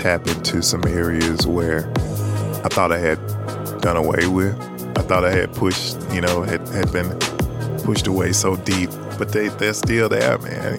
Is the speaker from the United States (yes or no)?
yes; the South, United States; now in Birmingham, United States; I'm from the South.